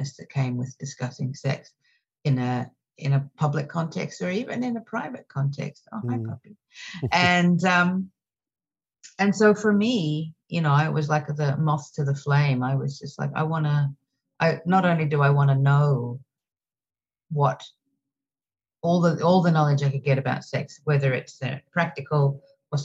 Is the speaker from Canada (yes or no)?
no; Australia; now in New York City, United States; I'm originally from Australia. And now I live in New York City